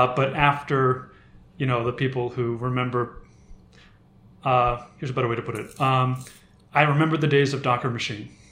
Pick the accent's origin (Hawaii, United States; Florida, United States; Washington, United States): Washington, United States; Seattle; about my first seven or eight years I was in Seattle